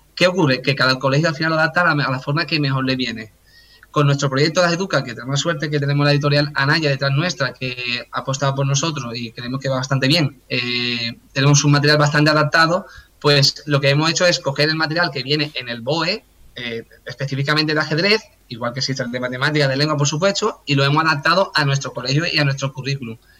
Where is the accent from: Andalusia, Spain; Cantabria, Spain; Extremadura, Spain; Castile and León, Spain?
Andalusia, Spain; Cádiz; soy de Cádiz